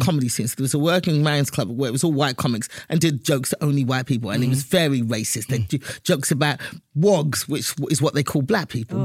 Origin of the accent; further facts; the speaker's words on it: London, United Kingdom; moved away as an adult; now in United States; I was born and raised in England